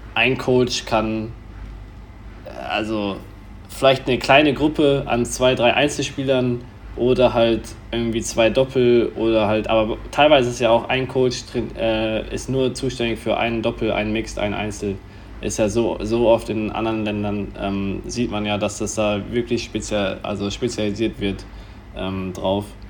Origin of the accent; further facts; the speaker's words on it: Germany; bei uns in Deutschland